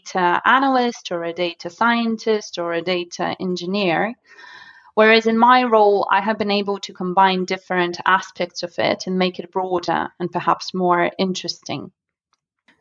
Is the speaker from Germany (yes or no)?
no; Moscow, Russia; English is a second language; moved away; I am from Russia, and I used to live in a smaller area called Solntsevo, which is in Moscow